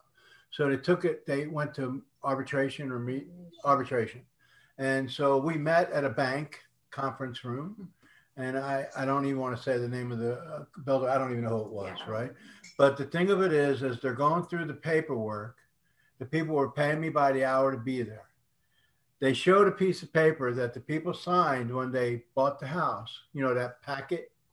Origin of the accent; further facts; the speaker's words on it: Northeast, United States; also born or lived in Las Vegas, Nevada; now in Houston, United States; I was born and raised in the Northeast